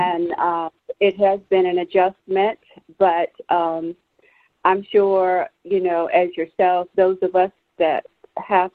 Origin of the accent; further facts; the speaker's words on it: Allendale, South Carolina, United States; I was born and raised here in Allendale, South Carolina